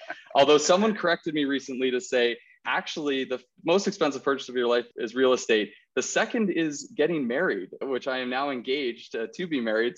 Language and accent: English; Okanagan, British Columbia, Canada; moved away as an adult; now in Calgary, Canada; I'm born and raised in the Okanagan